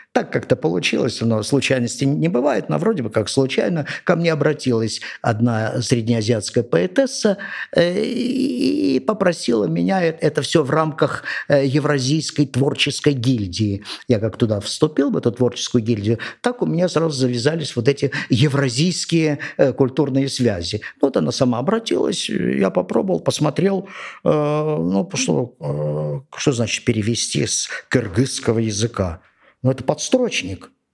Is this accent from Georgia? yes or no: yes; Georgia; я родился и вырос здесь, в Грузии